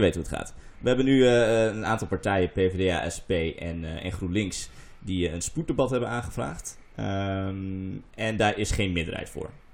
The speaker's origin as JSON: {"language": "Dutch", "region": "Groningen", "country": "Netherlands", "moved": "yes", "said": "in Groningen, waar ik vandaan kom"}